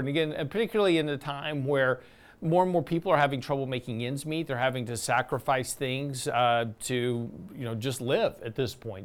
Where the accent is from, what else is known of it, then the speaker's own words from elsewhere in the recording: Lake Jackson, Texas, United States; I grew up in Lake Jackson, which is about an hour, if you don't know where that is, it's on the coast on south, uh, south of Houston.